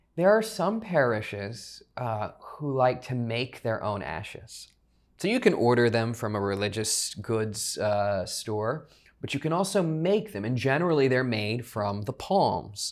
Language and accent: English; South Louisiana, United States; born and raised in South Louisiana, so I know Mardi Gras, uh, very well.